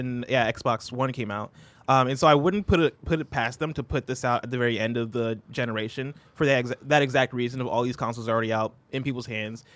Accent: Nigeria; now in United States; I'm Nigerian

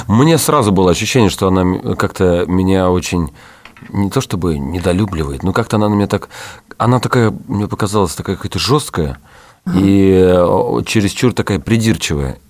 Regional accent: Saratov, Saratov Oblast, Russia; я из Саратова

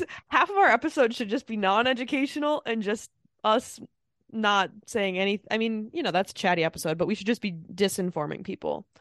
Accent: Midwest, United States; I'm from the Midwest.

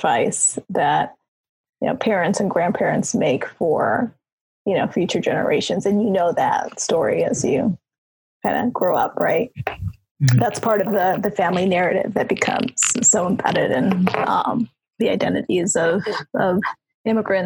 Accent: Chicago, Illinois, United States; moved away as an adult; also born or lived in San Bernardino, California; I'm born and raised in Chicago, so I moved back here a couple of years ago.

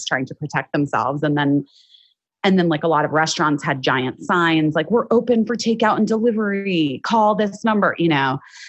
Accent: Arizona, United States; moved away as an adult; now in Los Angeles, United States; I grew up in Arizona and then I moved here when I was 18 for college.

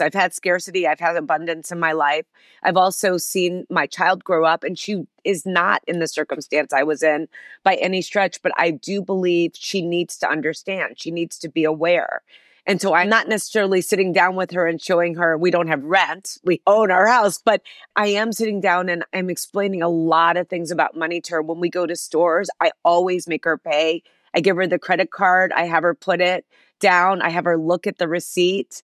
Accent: Chicago, Illinois, United States; it all began in Chicago, where I'm from, a city that I still love, and where Ariel is headquartered, my company, and I was born in Chicago

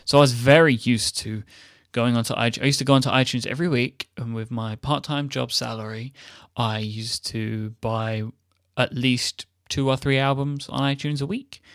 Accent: United Kingdom

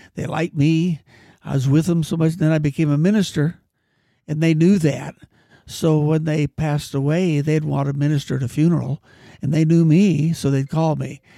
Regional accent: Mariposa, California, United States; also born or lived in Merced, California; in my junior year, I moved from Mariposa to Merced with my grandfolks

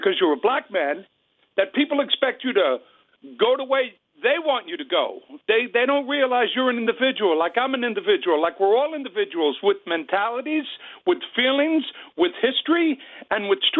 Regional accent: New York City, New York, United States; I'm from the street. I'm from the South Bronx. I'm from the Bronx, just like you.

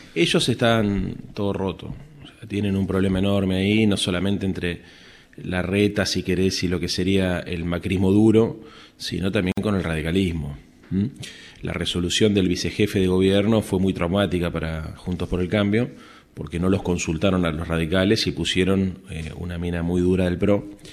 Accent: Buenos Aires, Argentina; nosotros somos la capital de la República

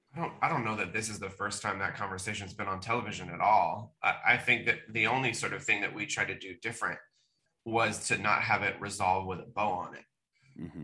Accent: Bay Area, California, United States; born or raised there

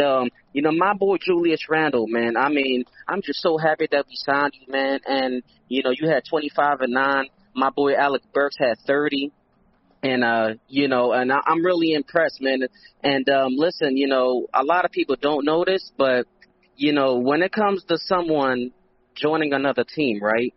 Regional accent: Philadelphia, Pennsylvania, United States; I'm from Philly

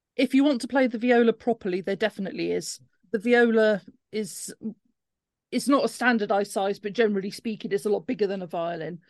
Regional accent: Cornwall, South West England, United Kingdom; now in Cardiff, United Kingdom; I come from Cornwall originally

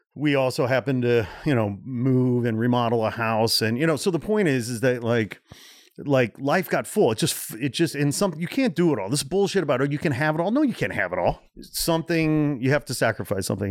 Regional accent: Portage, Indiana, United States; born or raised there; also born or lived in Gary, Indiana

